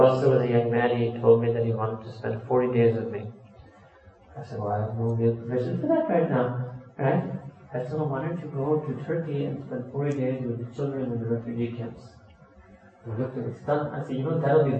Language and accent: English; New York, United States; moved away as an adult; also born or lived in Pakistan; born and raised in New York